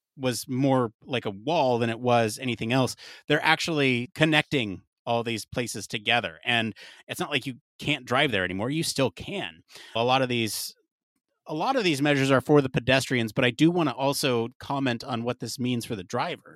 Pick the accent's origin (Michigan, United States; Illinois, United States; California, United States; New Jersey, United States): California, United States; growing up in California